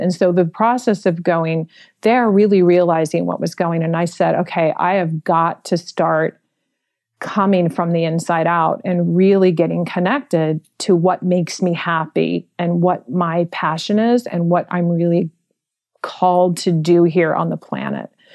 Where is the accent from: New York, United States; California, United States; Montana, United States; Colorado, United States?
California, United States; San Francisco; I was born and raised in San Francisco in the Mission District.